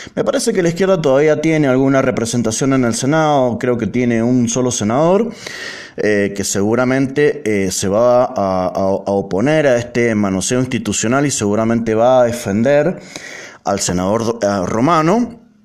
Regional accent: Mendoza, Argentina; como mendocinos

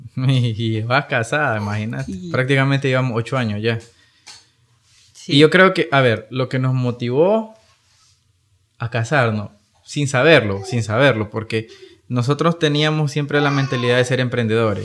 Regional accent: Nicaragua; nosotros como nicas

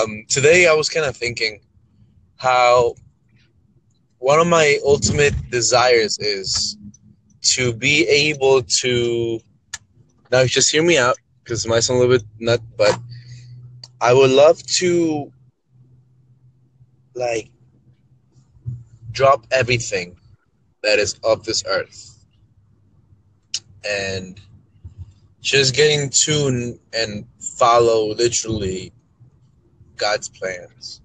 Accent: Peru; now in New York, United States; I currently live in New York, but I was born in Peru.

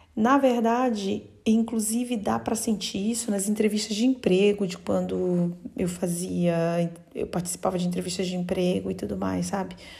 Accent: North Region, Brazil; now in Bologna, Italy; no norte do Brasil, de onde eu venho

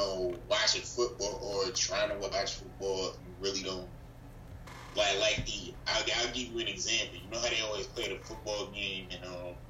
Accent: United States; being an American

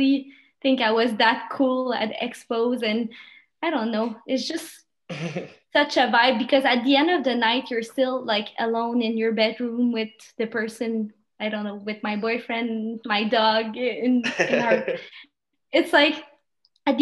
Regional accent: Quebec, Canada; first language French; English is a second language; the culture we have here in Canada, Quebec

